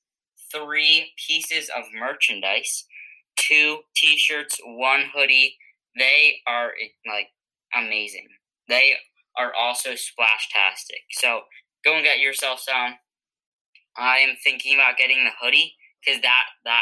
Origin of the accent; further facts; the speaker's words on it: New England, United States; we're from New England